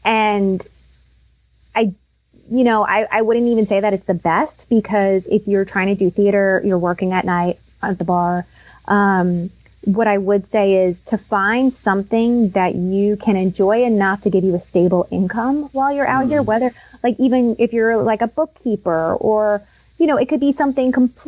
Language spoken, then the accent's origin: English; New York, United States; I would say I'm from the East Coast. I'm from New York. I know how to hustle.